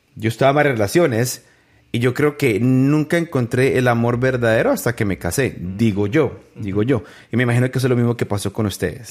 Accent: San José del Guaviare, Guaviare, Colombia; mi tierra, San José del Guaviare

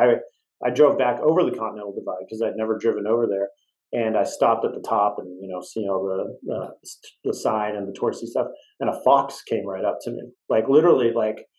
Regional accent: West Coast, United States; I grew up on the West Coast

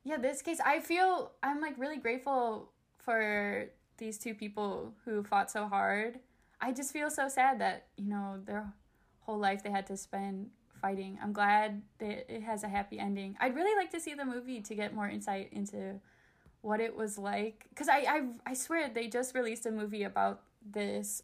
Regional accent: Chicago, Illinois, United States; growing up, I grew up in Chicago

